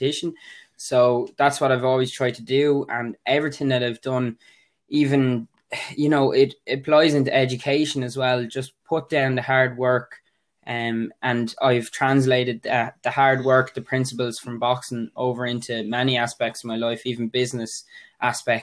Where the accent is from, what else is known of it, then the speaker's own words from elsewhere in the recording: Waterford, Munster, Ireland; I'm 21. I'm from Waterford